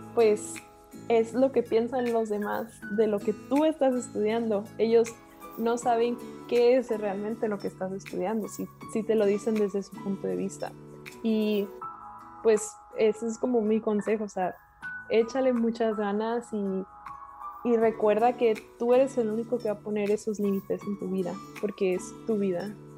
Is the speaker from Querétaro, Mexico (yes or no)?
no; Monterrey, Nuevo León, Mexico; soy de Monterrey, Nuevo León, México